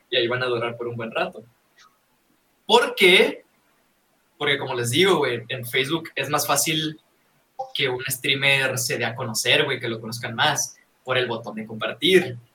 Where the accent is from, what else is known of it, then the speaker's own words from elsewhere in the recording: Guasave, Sinaloa, Mexico; yo soy, yo soy de Guasave, güey, de Guasave, Sinaloa.